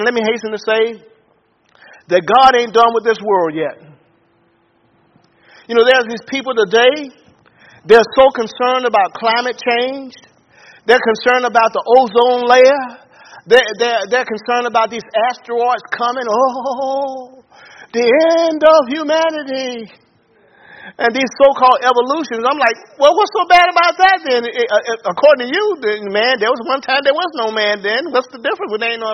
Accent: Pensacola, Florida, United States; I grew up in Pensacola, Florida

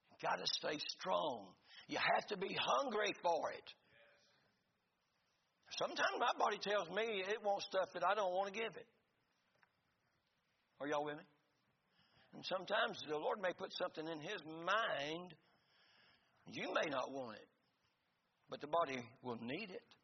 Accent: Florida, United States; we're from Florida.

